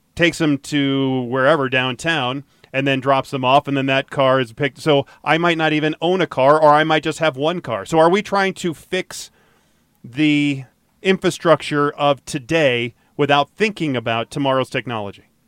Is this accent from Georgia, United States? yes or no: yes; Atlanta, Georgia, United States; now in Colorado, United States; I grew up in Atlanta, and so I would go downtown Atlanta all the time